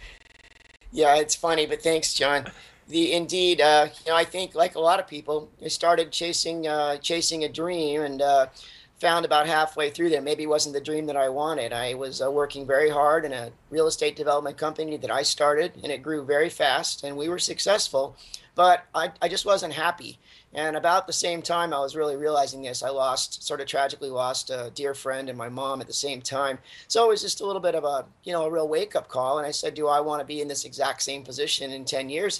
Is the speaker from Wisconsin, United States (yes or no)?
no; Southern California, United States; moved away as an adult; I grew up in Southern California as a Southern California car culture kid